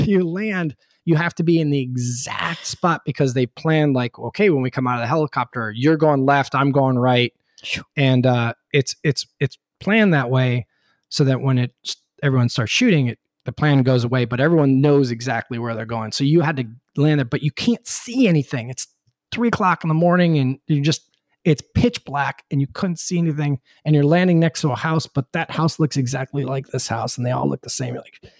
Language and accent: English; Charlotte, North Carolina, United States; I'm from Charlotte. I don't know where anything in Dallas is.